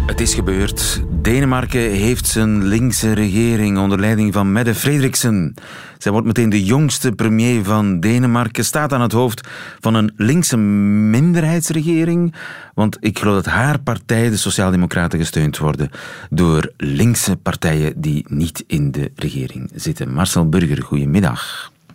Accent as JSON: {"language": "Dutch", "country": "Belgium", "said": "ons als Belg"}